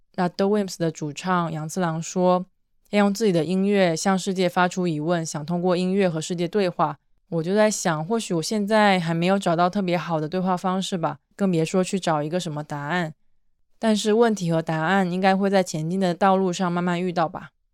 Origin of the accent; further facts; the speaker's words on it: southeast coast, China; moved away; 我也是出生在东南沿海一个城市的人